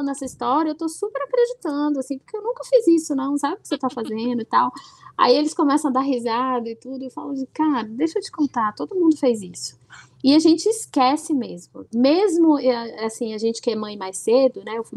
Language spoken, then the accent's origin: Portuguese; Bahia, Brazil; sou baiana, eu ia pro Carnaval de Salvador.